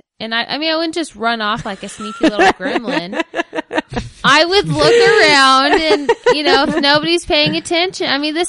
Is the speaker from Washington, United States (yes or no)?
yes; Washington, United States; I grew up in Washington.